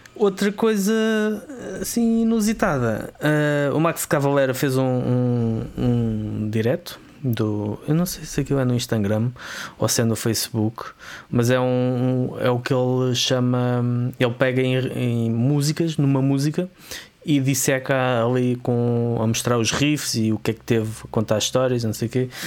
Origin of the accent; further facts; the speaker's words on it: Vila Franca de Xira, Lisbon, Portugal; da zona de onde eu sou oriundo. Um, mais concretamente de Loucos